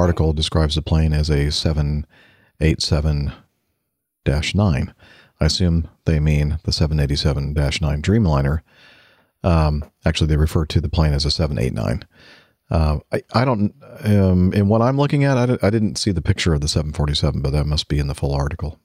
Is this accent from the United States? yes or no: yes; United States; I'm American